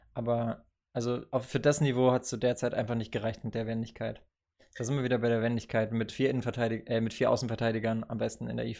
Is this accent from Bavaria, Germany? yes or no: yes; Bavaria, Germany; moved away; aus der Gemeinde in Bayern, also aus dem Nachbardorf, wenn man so will äh, wo ich aufgewachsen